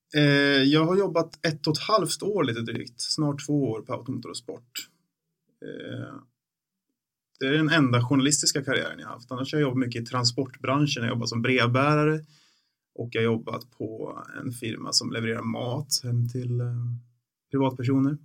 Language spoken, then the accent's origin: Swedish; Bollnäs, Gävleborg County, Sweden; den finns fortfarande kvar i Bollnäs där jag växte upp.